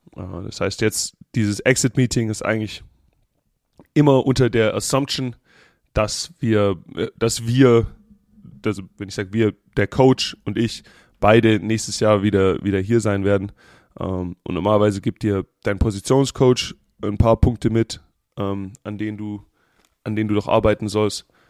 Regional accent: Germany; now in Las Vegas, United States; ich bin aus dem Land der Dichter und Denker.

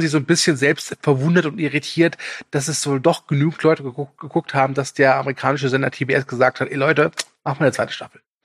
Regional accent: Germany; als Deutscher

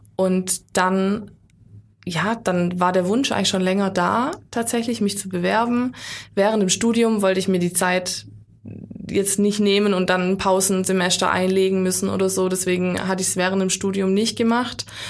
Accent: Baden-Württemberg, Germany; bei uns in Württemberg

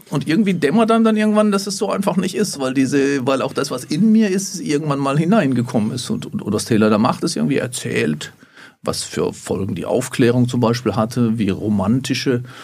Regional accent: Grafenhausen, Baden-Württemberg, Germany; also born or lived in Erfurt; now in Jena, Germany; Auch jetzt, äh, in, in Erfurt, aber ich stamme eigentlich aus dem Hochschwarzwald, ganz im Südwesten der Republik, im kleinen Dörfchen da, heißt Grafenhausen.

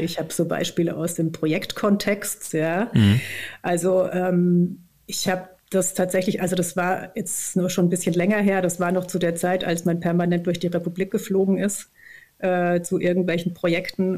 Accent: Germany; moved away as an adult; also born or lived in Saint-Étienne, France / Berlin; Ich bin auf dem Land aufgewachsen, im südlichen Odenwald, ähm, also ungefähr zwischen äh, Heidelberg und Würzburg

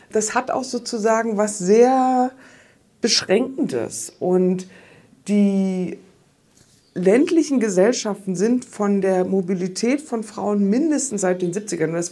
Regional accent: Rostock, Mecklenburg-Vorpommern, Germany; now in Lausitz, Germany; Ja, ich bin weggegangen, ich bin aus Rostock weggegangen. Ne? Und jetzt lebe ich in der Lausitz. ich jetzt eigentlich die ganze Zeit denken, eigentlich müsste ich wieder nach Rostock zurück, weil da komme ich ja eigentlich her.

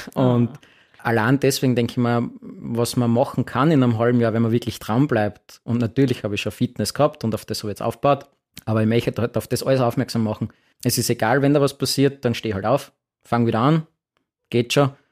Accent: Graz, Styria, Austria; Graz ist meine Heimatstadt

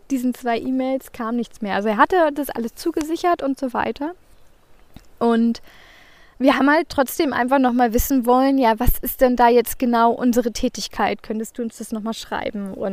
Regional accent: Northern Germany, Germany; Aber als Norddeutsche habe ich da immer so ein bisschen Respekt vor diesen ganzen Höhenmetern.

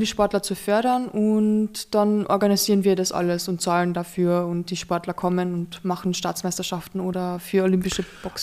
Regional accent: Carinthia, Austria; Bei uns in Kärnten

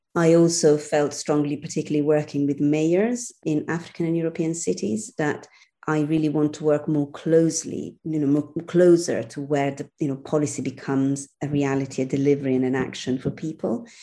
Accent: Milan, Lombardy, Italy; moved away as an adult; also born or lived in Brussels / Amsterdam / Rome; now in London, United Kingdom; I was born and bred in Milan.

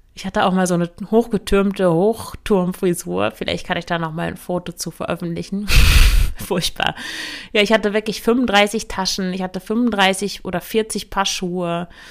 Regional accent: Emsland, Lower Saxony, Germany; moved away as an adult; also born or lived in Leipzig; ich komme aus dem Emsland, das ist der Landkreis Unterostfriesland an der niederländischen Grenze

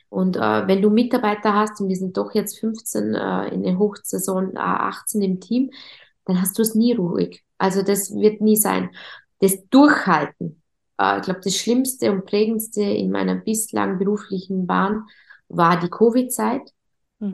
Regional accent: Vorarlberg, Austria; accent: Vorarlberg dialect; Wie man an meinem Dialekt hört und immer hören wird, bin ich äh, eine, eine Vorarlbergerin, eine stolze Vorarlbergerin

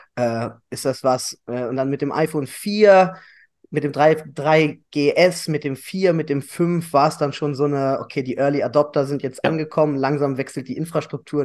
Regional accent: Hanover, Lower Saxony, Germany; komme aus Hannover, mein ganzes Leben lang

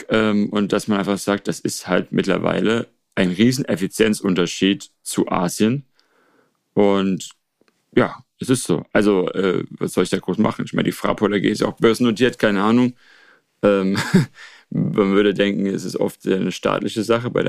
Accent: Rhineland-Palatinate, Germany; now in China; ich muss in die Pfalz, dort ist quasi mein, meine Heimat, äh, nicht nur formell, sondern dort äh, wohnt auch ein äh, Großteil meiner Familie.

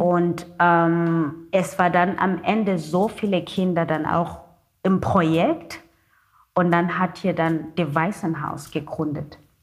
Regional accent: Cape Town, Western Cape, South Africa; first language Xhosa; German is a second language; also born or lived in Germany; Meine Muttersprache ist Kosa mit dem Klick

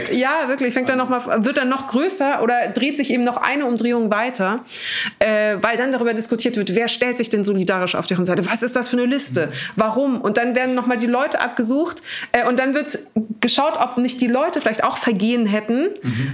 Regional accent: Munich, Bavaria, Germany; ich bin am Hauptbahnhof groß geworden, so, ähm, in, was in München aber nichts bedeutet

